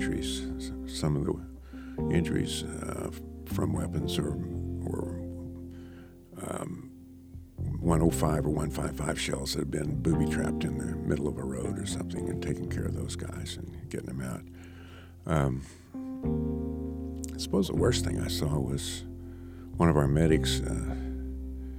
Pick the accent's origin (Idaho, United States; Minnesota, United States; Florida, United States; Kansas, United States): Kansas, United States; Chanute; this guy I grew up with in Chanute